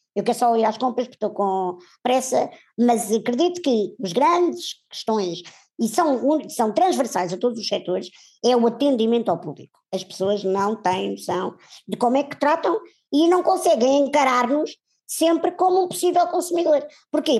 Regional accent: Portugal; nós, enquanto portugueses e se calhar europeus

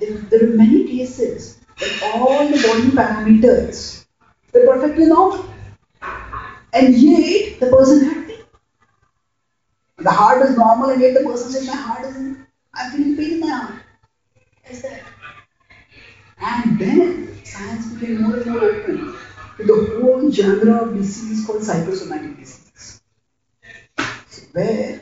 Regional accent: Mumbai, Maharashtra, India; I come from Mumbai, India

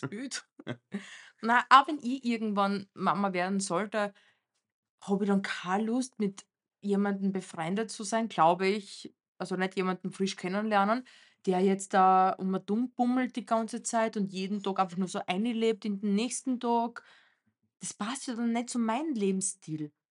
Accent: Romania; moved away; Bei uns in Rumänien

